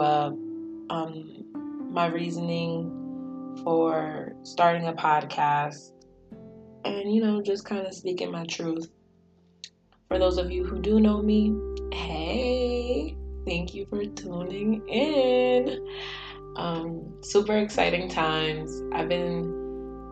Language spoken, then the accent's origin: English; York, Pennsylvania, United States; I grew up in York, Pennsylvania